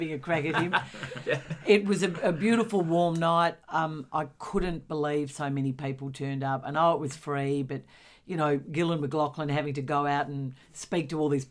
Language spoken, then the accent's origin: English; Australia; an Australian who just am so ashamed that we don't have marriage equality in this country.